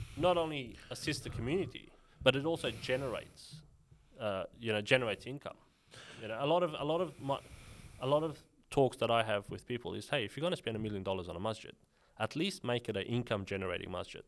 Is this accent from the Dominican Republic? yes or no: no; Sydney, New South Wales, Australia; when I was growing up in Sydney, Western Sydney